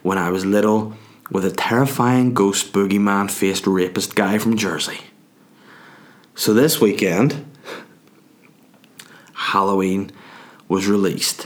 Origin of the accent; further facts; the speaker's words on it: Northern Ireland, United Kingdom; I'm Northern Irish